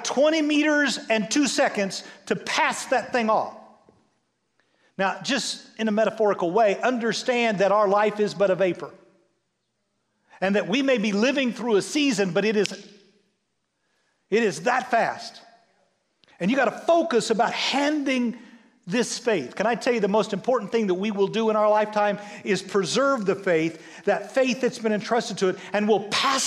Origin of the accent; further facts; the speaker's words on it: United States; we as American Western people